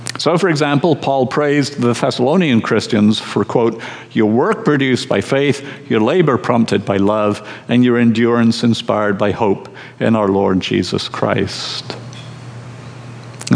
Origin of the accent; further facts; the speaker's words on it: Scotland, United Kingdom; I'm from Scotland, where the two words Sabbath and celebration do not belong together